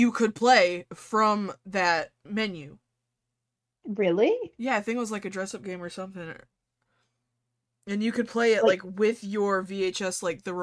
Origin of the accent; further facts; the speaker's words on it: New York, United States; accent: New York; just like in my New York accent yelling at the game.